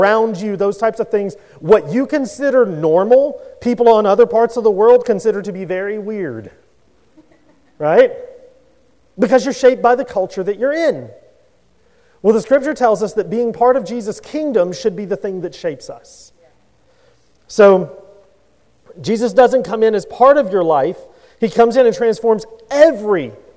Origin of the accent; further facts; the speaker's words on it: Louisiana, United States; I grew up in Louisiana